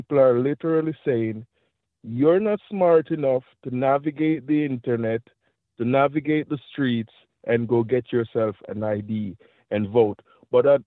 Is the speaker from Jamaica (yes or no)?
yes; Jamaica; now in Florida, United States; I'm from Jamaica